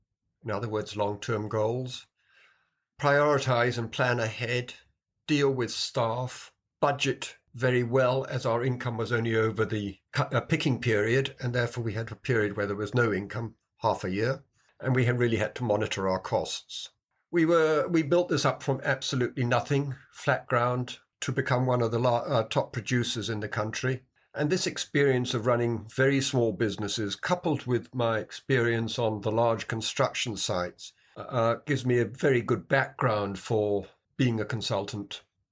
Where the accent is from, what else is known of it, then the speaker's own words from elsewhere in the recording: Kenya; also born or lived in United Kingdom; I was brought up in Kenya and then went back to Britain and went to university there and qualified as a civil engineer.